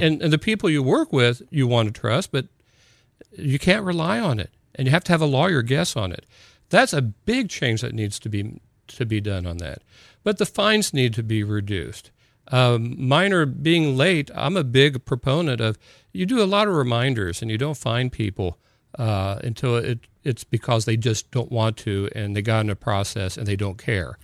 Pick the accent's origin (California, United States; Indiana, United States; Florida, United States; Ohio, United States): Indiana, United States; Columbus; also born or lived in New Albany, Indiana / Clarksville, Indiana; I s-, was in Columbus, Indiana until the mi-, middle of seventh grade